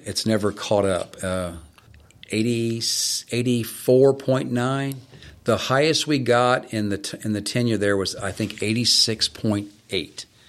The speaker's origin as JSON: {"language": "English", "region": "Florida", "country": "United States", "tie": "born or raised there", "also_born_or_lived": "Boston", "said": "I grew up in Florida"}